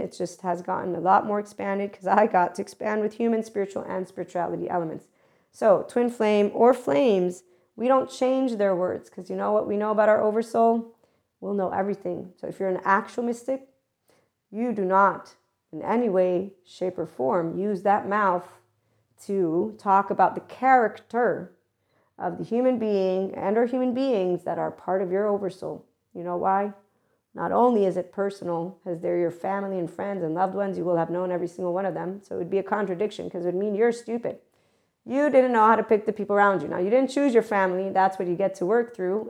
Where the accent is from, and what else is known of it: United States